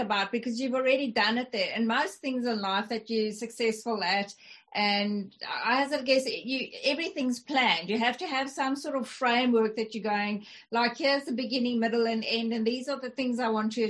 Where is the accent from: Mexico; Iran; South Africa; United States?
South Africa; first language English and Afrikaans; I speak two languages fluent, that are, you know, English and Afrikaans, because I'm South African